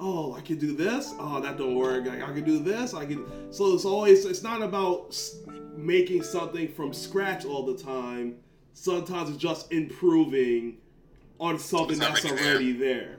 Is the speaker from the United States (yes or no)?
no; Jamaica; we're Jamaican